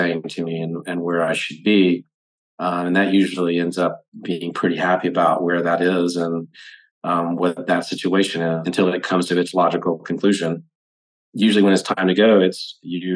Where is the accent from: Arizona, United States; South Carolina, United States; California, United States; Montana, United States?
South Carolina, United States; I was in all the things that were pretty typical of somebody growing up in South Carolina